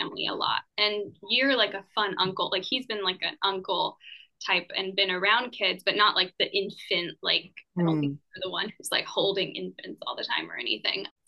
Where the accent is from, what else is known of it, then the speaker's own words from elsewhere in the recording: San Diego, California, United States; I grew up in San Diego